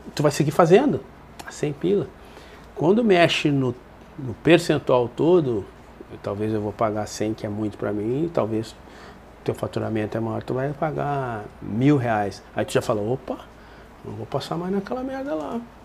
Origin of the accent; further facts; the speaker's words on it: Porto Alegre, Rio Grande do Sul, Brazil; eu saí da Restinga e fui morar lá embaixo da, na caverna, lá no Grêmio